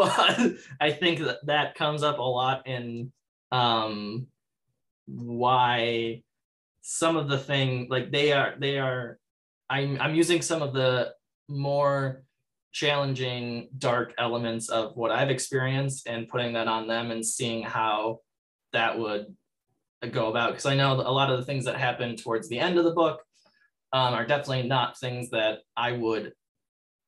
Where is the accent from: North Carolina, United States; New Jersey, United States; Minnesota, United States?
Minnesota, United States; I'm from Minnesota